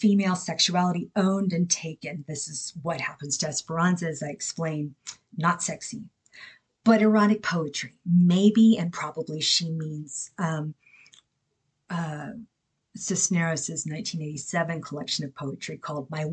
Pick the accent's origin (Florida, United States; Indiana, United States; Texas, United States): Texas, United States; I grew up certain myself in Texas